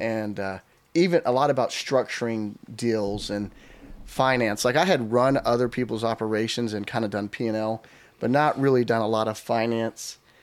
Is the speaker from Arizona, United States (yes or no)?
no; Texas, United States; moved away as an adult; also born or lived in New York; we moved from Texas, which was all we ever knew